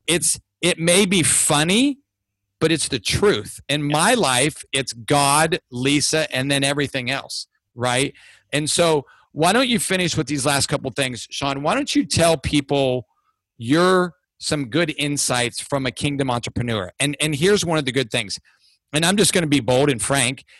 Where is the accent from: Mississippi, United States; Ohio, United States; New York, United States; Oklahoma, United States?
Ohio, United States; moved away; I'm from Ohio